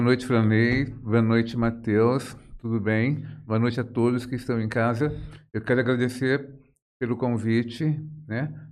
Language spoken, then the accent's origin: Portuguese; Jales, São Paulo, Brazil; eu sou de Jales, né? Nasci aqui, me criei aqui